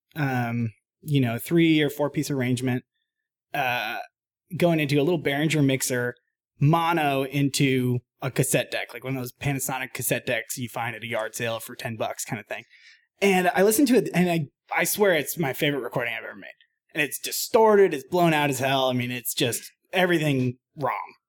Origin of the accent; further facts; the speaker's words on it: Boston, Massachusetts, United States; I grew up in Boston, Mass, uh, playing in kind of punk bands and stuff in high school